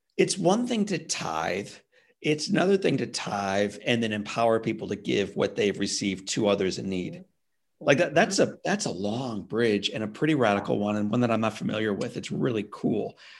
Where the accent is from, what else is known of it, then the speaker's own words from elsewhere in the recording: St. Louis, Missouri, United States; I grew up in St. Louis, Missouri.